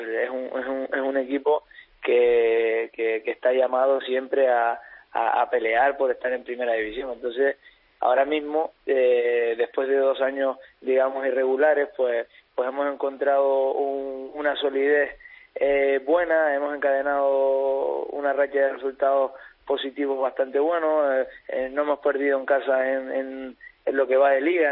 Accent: Tenerife, Canary Islands, Spain; la gente que somos de Tenerife

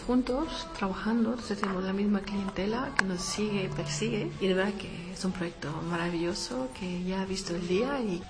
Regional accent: Pamplona, Navarre, Spain; yo soy de Pamplona y nosotros en Nochevieja nos disfrazamos

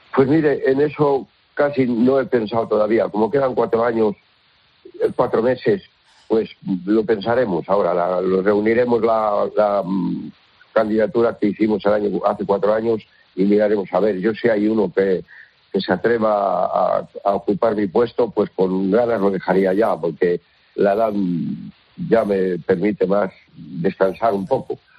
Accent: Villaseco de los Reyes, Castile and León, Spain

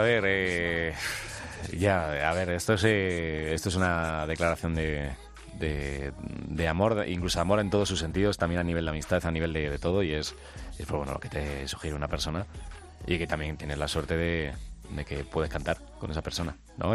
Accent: Alcalá, Spain; Yo soy de Alcalá

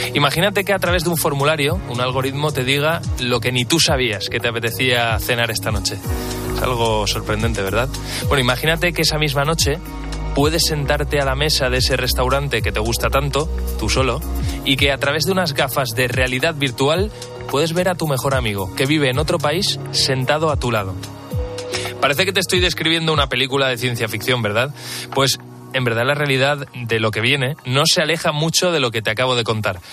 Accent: Valencian Community, Spain; now in Madrid, Spain; yo soy valenciano y vivo aquí en Madrid

